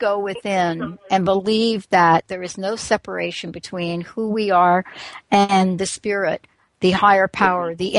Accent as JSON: {"language": "English", "region": "New York", "country": "United States", "moved": "yes", "said": "I'm from New York"}